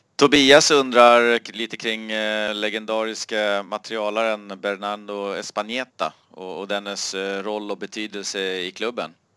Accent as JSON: {"language": "Swedish", "country": "Sweden", "said": "jag var från Sverige"}